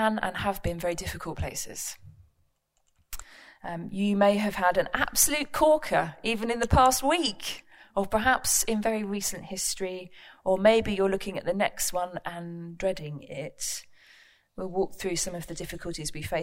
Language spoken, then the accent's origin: English; London, United Kingdom; moved away; also born or lived in Buckhurst Hill / Woolwich / New Southgate; I was born and raised in East London